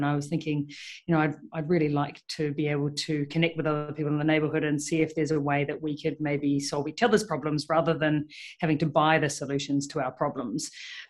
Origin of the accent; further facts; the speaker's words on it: New Zealand; moved away as an adult; now in Melbourne, Australia; I moved to Melbourne 6 years ago, 2015, and started my career as a vet over here. And I moved from New Zealand